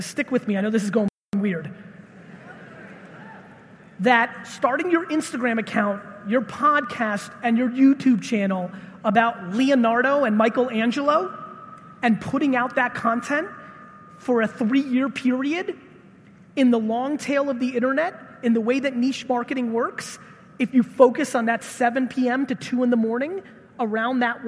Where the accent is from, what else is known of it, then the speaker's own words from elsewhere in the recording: Russia; I was born in Russia